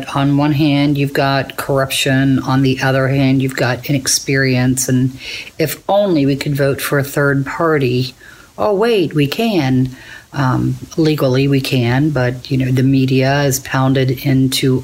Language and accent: English; Florence, Kentucky, United States; I'm from Florence